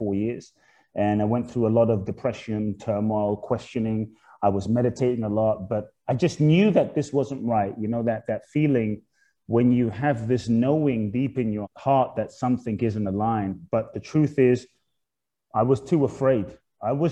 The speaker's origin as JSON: {"language": "English", "region": "London", "country": "United Kingdom", "tie": "born or raised there", "also_born_or_lived": "Ghana", "said": "I was born in Ghana, West Africa. My father's from Ghana. My mother's Japanese. I grew up in London. We're just speaking. I grew up in Peckham, Dulwich, Brixton, Camberwell, South London"}